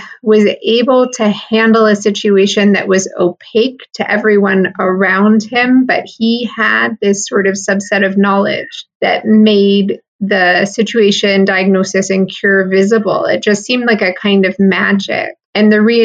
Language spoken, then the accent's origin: English; Michigan, United States; I grew up in Michigan in the Midwest.